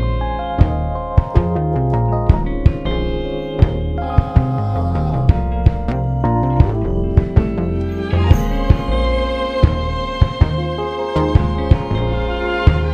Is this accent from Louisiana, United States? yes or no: yes; New Orleans, Louisiana, United States; moved away as an adult; also born or lived in Los Angeles, United States; So I moved back to New Orleans, my hometown